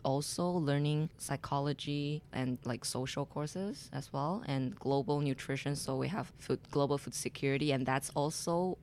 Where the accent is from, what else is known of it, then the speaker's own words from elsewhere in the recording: Beijing, China; English is a second language; moved away as an adult; also born or lived in southern China; now in Montreal, Canada; My hometown is a city in the southern China, but I grew up in Beijing, the capital city.